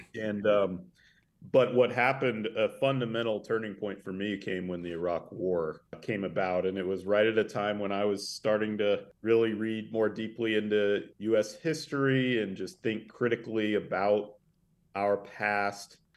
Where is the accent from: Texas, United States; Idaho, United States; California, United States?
Idaho, United States; Sandpoint; also born or lived in Tulsa, Oklahoma; I grew up in the northern Idaho panhandle uh, in a town called Sandpoint